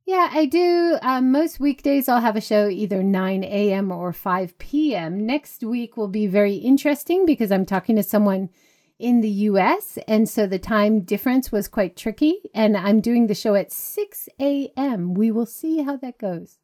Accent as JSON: {"language": "English", "region": "Hawaii", "country": "United States", "tie": "born or raised there", "moved": "yes", "said": "I grew up in Hawaii."}